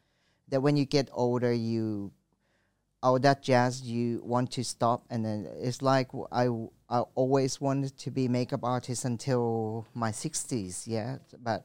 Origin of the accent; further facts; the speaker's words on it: France; now in Thailand; I grew up in France. I love wines.